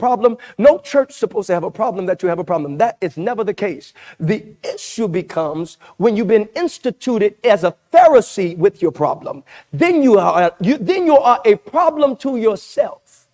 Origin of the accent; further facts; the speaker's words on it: Louisiana, United States; I'm from Louisiana